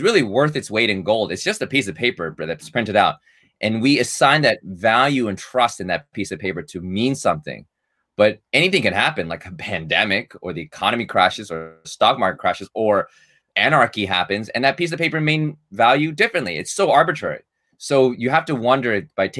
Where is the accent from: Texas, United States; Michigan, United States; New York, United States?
New York, United States; New York City; Based in New York City, born and raised in Manhattan